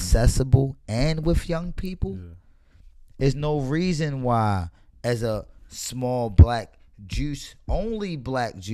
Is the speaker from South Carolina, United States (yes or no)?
no; Baltimore, Maryland, United States; I'm born and raised in Baltimore